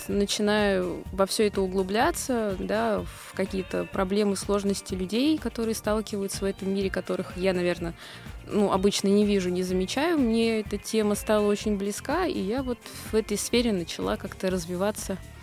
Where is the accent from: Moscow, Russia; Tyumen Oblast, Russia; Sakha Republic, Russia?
Moscow, Russia; Я из Москвы.